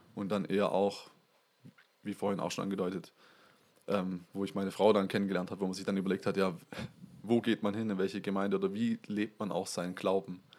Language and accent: German; Waldenbuch, Baden-Württemberg, Germany; now in Kuppingen, Germany; ich bin in Waldenbuch aufgewachsen